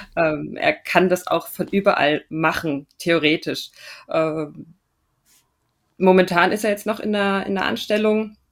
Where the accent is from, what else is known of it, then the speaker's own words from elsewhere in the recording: Regensburg, Bavaria, Germany; moved away as an adult; also born or lived in Austria / Munich; ich bin ursprünglich aus Regensburg